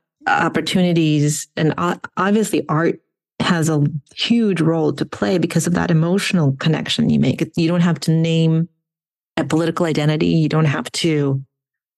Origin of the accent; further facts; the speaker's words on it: Ukraine; first language Russian; English is a second language; now in United States; my home country of Ukraine was invaded.